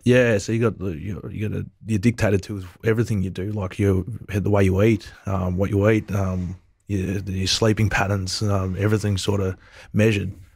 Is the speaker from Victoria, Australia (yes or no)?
yes; Wangaratta, Victoria, Australia; also born or lived in Melbourne / Fiji; I grew up in Wangaratta.